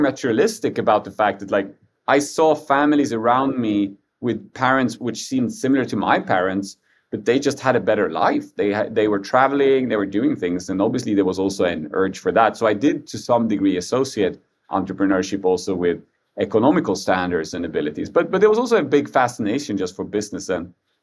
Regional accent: Sweden; I was born in Sweden, but just a few months after they came here

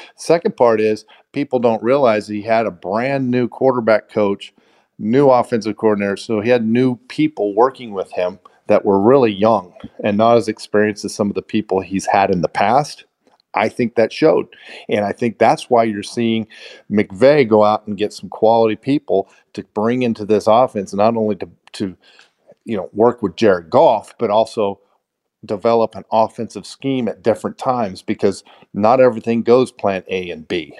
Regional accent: Kansas, United States; I grew up in Kansas

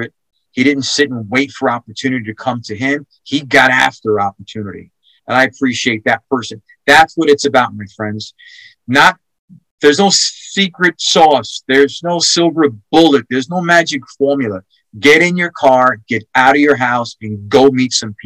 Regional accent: New York, United States; now in Texas, United States; I'm from New York

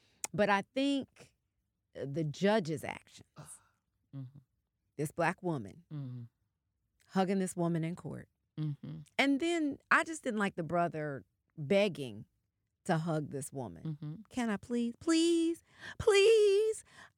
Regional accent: the South, United States; I'm from the South. I don't feel that way at all.

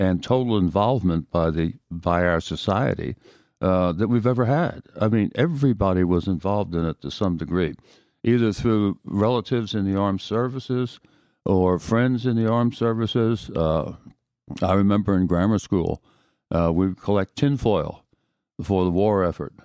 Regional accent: Haddon Heights, New Jersey, United States; moved away as an adult; now in San Antonio, United States; I was born in Haddon Heights, New Jersey

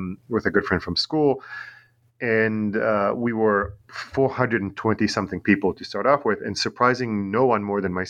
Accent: Tel Aviv, Tel Aviv District, Israel; English is a second language; also born or lived in New York; now in Long Island, New York, United States; I'm originally from Tel Aviv in Israel

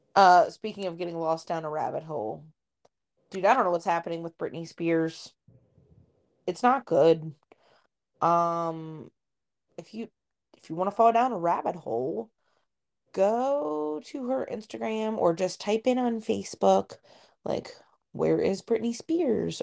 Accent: Ohio, United States; moved away; growing up in Ohio

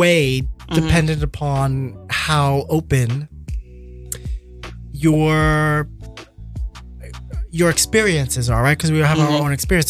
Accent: New York City, New York, United States; I was born and raised in New York City

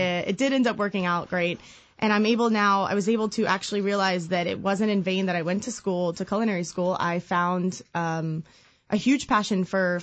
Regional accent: Virginia Beach, Virginia, United States; my hometown of Virginia Beach

